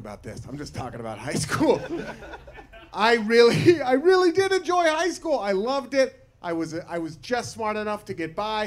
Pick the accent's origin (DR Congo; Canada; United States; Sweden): United States; Portland, Oregon; I'm from Portland, Oregon. I went to high school in Portland, Oregon.